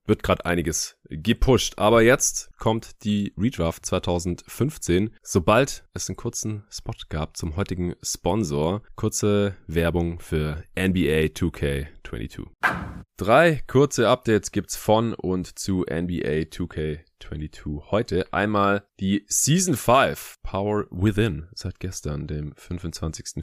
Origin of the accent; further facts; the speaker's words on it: Stuttgart, Baden-Württemberg, Germany; now in Berlin, Germany; in meiner alten Heimat in Stuttgart